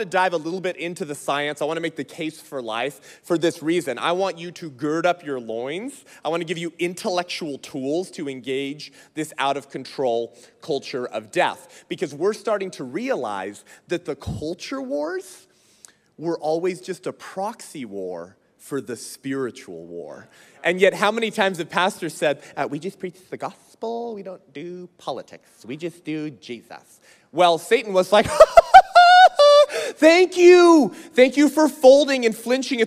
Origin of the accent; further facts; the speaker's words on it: California, United States; moved away; That's my home state. It's where I'm from.